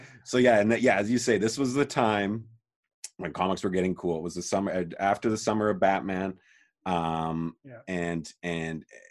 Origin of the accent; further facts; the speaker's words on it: Calgary, Alberta, Canada; born and raised in Calgary, Alberta, Canada, same as us.